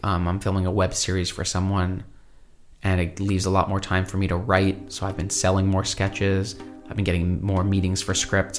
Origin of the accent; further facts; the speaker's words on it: Brooklyn, New York, United States; I grew up in Brooklyn